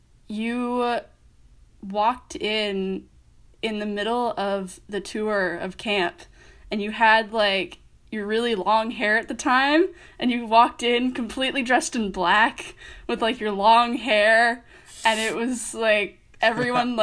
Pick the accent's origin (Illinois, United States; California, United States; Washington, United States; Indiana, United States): Illinois, United States; Geneva; now in Dubuque, United States; I'm from Geneva, Illinois, about an hour west of Chicago